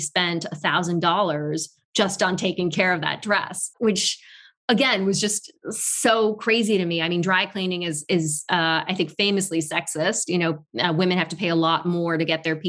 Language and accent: English; Tokyo, Japan; moved away; also born or lived in Paris, France / New York, United States; I was not born in Tokyo, but raised in Tokyo.